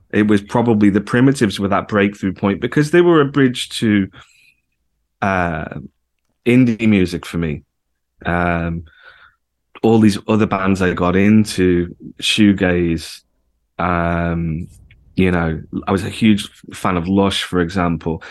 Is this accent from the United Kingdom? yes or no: yes; the Wirral, North West England, United Kingdom; moved away; also born or lived in Liverpool; I was born in Liverpool, but I actually grew up over the water and, uh, on the Wirral